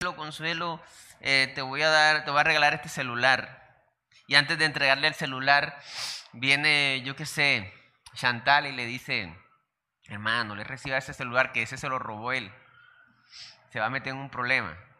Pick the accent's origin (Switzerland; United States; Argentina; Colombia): Colombia; also born or lived in Santander